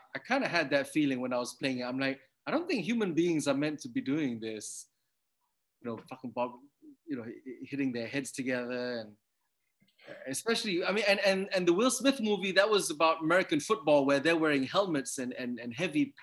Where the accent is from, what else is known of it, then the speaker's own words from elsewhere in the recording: Kuala Lumpur, Malaysia; first language English; growing up in Kuala Lumpur